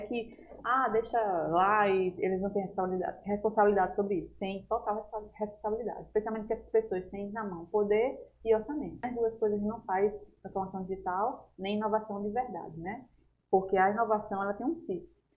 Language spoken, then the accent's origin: Portuguese; Natal, Rio Grande do Norte, Brazil; moved away; lá em Natal, que eu sou de lá, sou potiguar